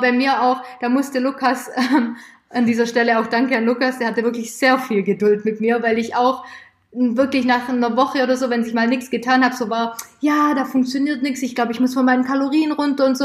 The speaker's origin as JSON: {"language": "German", "area": "near Stuttgart", "region": "Baden-Württemberg", "country": "Germany", "said": "ich komme aus der Nähe von Stuttgart"}